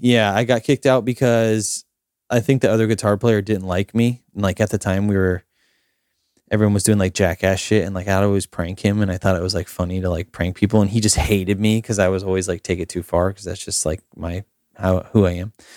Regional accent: Summerfield, Florida, United States; I lived in a small town called Summerfield, which is about thirty minutes south of Ocala

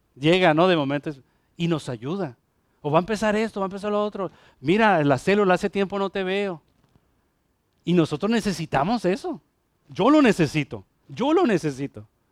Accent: Mexico; now in Ponce, Puerto Rico; allá, allá en México, el, grupo donde yo crecí

